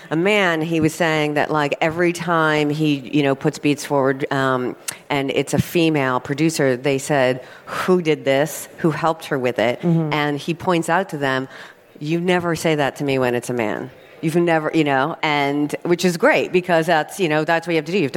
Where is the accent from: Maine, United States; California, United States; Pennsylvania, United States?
California, United States; Torrance; I grew up in LA. Okay. Yeah, a suburb called Torrance. Not super exciting place